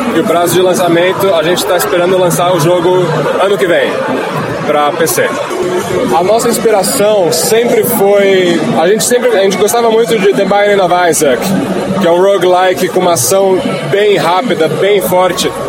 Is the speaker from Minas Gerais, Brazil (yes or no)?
no; São Paulo, Brazil; eu sou aqui de São Paulo